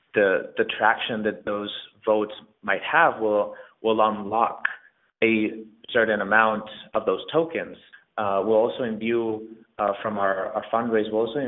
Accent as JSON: {"language": "English", "country": "Spain", "second_language": "English", "moved": "yes", "lives_now": "New York City, United States", "said": "I moved to New York City from Spain 6 years ago"}